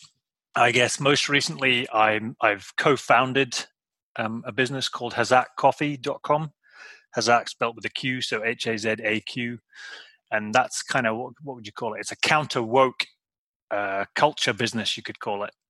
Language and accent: English; Shetland Islands, Scotland, United Kingdom; I was born and brought up in the Shetland Islands, a little island